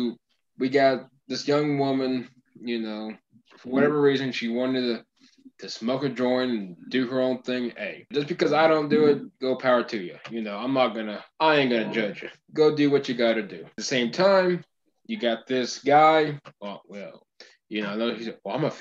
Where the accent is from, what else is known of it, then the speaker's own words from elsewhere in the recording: Oklahoma, United States; we're from Oklahoma